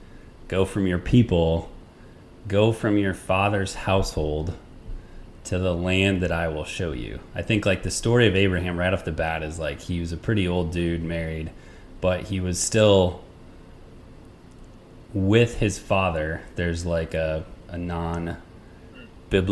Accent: United States; born or raised there

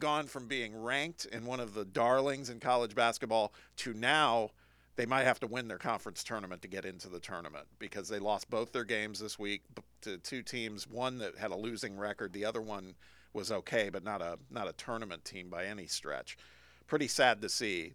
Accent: Indiana, United States; my home state

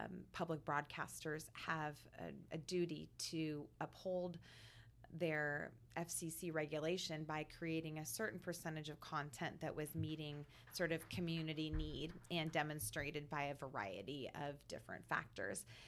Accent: Vancouver, Washington, United States; I grew up in Vancouver, Washington, the daughter of a Cuban immigrant

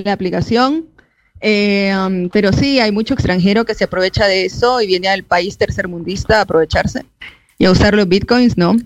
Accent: El Salvador; moved away as an adult; also born or lived in Argentina; yo salí acá del Salvador

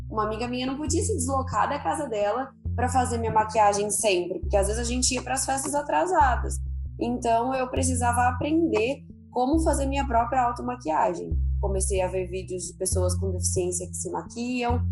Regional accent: Ribeirão Preto, São Paulo, Brazil; eu sou de Ribeirão Preto, interior de São Paulo

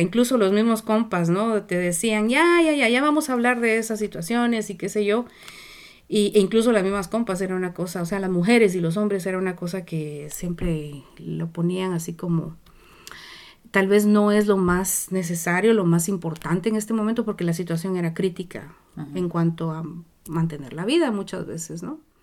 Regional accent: Zacapa, Guatemala; moved away as an adult; also born or lived in Nicaragua / Mexico; now in Vancouver, Canada; Yo vengo de Guatemala, nací en Guatemala, en un pueblo chiquitito del este que queda en una región que se llama Zacapa.

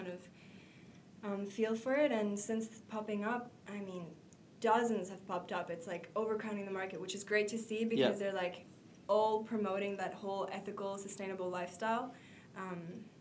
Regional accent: Bali, Indonesia; Bali is a beautiful place. It's great to live in. I obviously grew up here

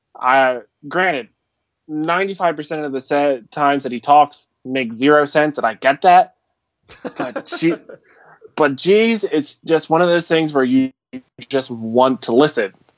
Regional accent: Philadelphia, Pennsylvania, United States; I am from Philadelphia, uh, over in the states.

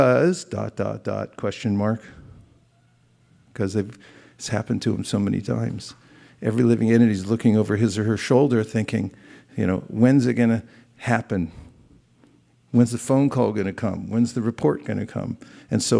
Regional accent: California, United States; I grew up in California. They fed me avocados and artichokes when I was a kid, and I thought, yeah, I'm a Californian

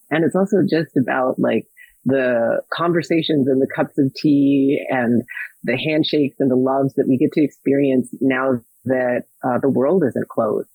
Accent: Minnesota, United States; I was born in Minnesota

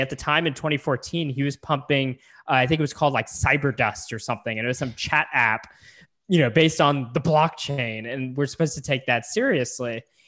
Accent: San Antonio, Texas, United States; moved away; I'm originally from San Antonio

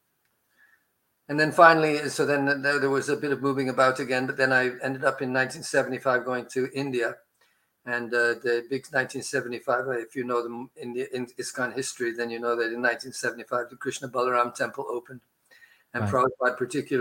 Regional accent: Montreal, Quebec, Canada; I'm talking to you from Montreal, which is where I spent most of my adolescent life

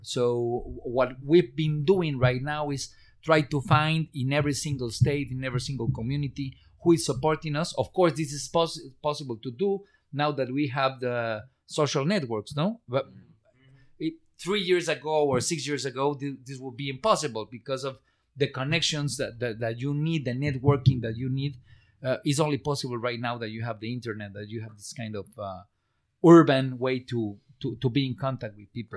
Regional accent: Guerrero, Mexico; English is a second language; I'm from state of Guerrero

